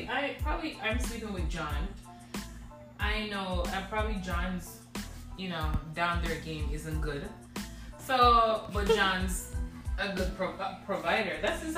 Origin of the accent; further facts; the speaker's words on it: Jamaica; Again, I'm Jamaican.